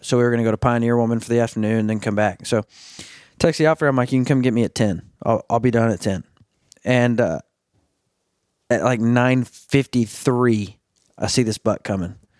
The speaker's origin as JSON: {"language": "English", "region": "Arkansas", "country": "United States", "tie": "born or raised there", "said": "I'm from, I'm from Arkansas, born and raised"}